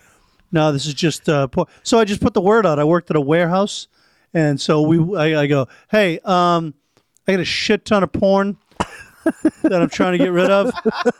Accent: Medford, Massachusetts, United States; I'm from Medford

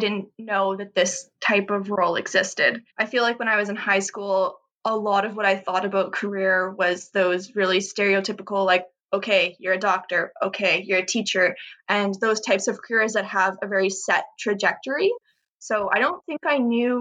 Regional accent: Canada; as a Canadian

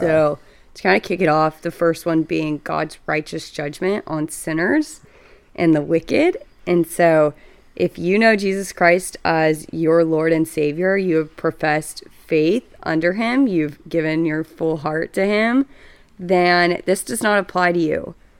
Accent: Dallas, Texas, United States; I am from Dallas, Texas.

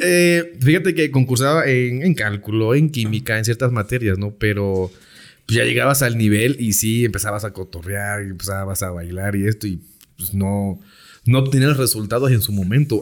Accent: Juan Rodríguez Clara, Veracruz, Mexico; Soy originario de Veracruz. Vivo en, un municipio llamado Juan Rodríguez Clara, Veracruz.

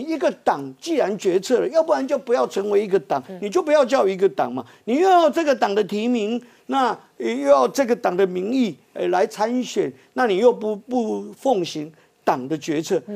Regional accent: Taiwan; 最大的赢家是我们台湾人民

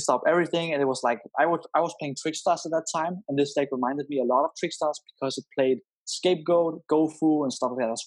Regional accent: Denmark; I'm from Denmark

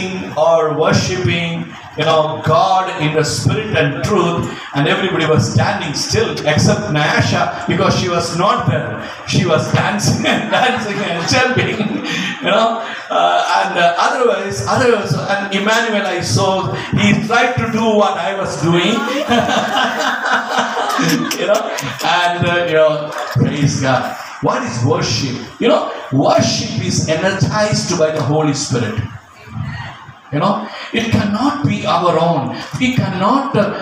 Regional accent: India; I'm an Indian

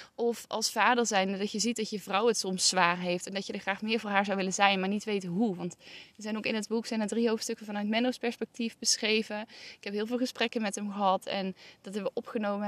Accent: North Brabant, Netherlands; waar ik ben opgegroeid in Brabant

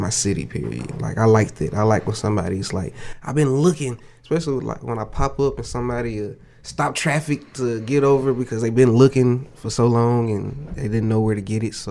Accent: Jackson, Mississippi, United States; also born or lived in Colorado / Germany; raised, military brat. So I was born in Colorado, and then we moved to Germany, and then I've been in Jackson since my whole school life

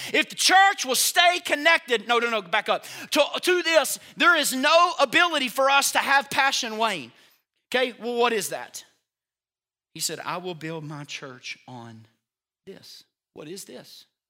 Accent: United States; It's called being an American. And I'm proud to be one

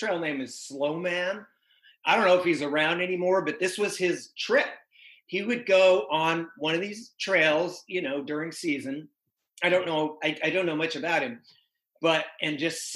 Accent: Boulder, Colorado, United States; I grew up in Boulder, Colorado, which is sort of like one of the outdoor meccas of the West

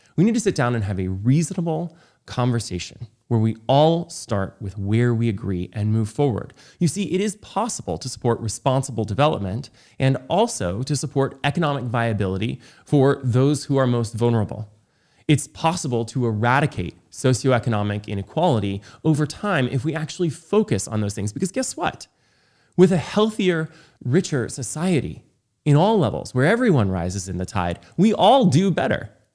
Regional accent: Los Angeles, California, United States; my hometown of Los Angeles

